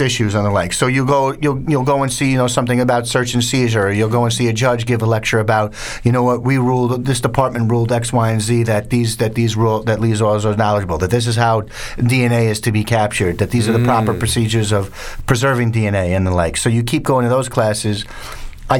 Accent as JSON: {"language": "English", "town": "New York City", "region": "New York", "country": "United States", "tie": "born or raised there", "said": "growing up in New York"}